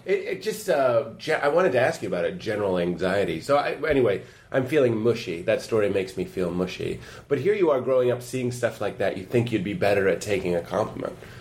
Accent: Lexington, United States; I'm from Lexington

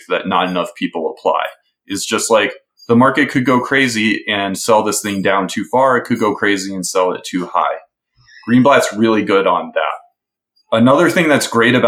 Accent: Milwaukee, Wisconsin, United States; I grew up in Milwaukee. That's my hometown

